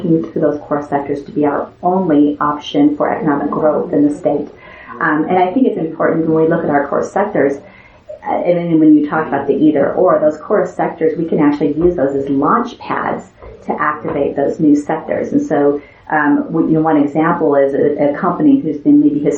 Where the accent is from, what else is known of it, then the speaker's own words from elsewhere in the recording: Kemmerer, Wyoming, United States; my dad worked in a coal mine in Kemmer, Wyoming for 40 years. His dad worked at that coal mine as well. And, you know, so growing up in Kemmer